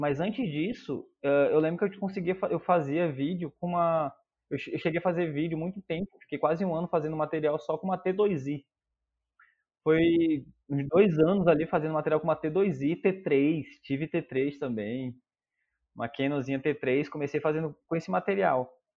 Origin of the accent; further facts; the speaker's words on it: Manaus, Amazonas, Brazil; moved away as an adult; also born or lived in Porto Alegre; hoje eu tô morando em Manaus, eu sou natural de Manaus